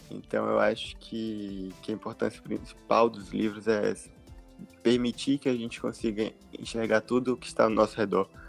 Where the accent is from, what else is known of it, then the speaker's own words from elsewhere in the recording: Salvador, Bahia, Brazil; É, eu sou baiano, de Salvador. Tenho 25 anos